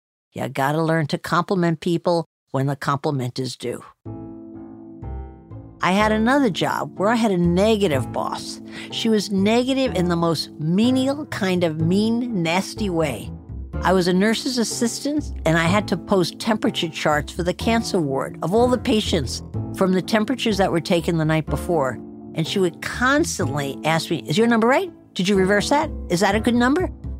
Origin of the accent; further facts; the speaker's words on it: New Jersey, United States; accent: New Jersey; I've been trying to lose my New Jersey accent my whole life, and I haven't succeeded.